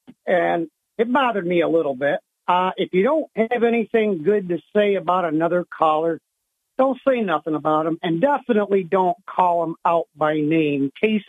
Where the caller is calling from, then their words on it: Owego, New York, United States; Good morning, Bob. … from Owego.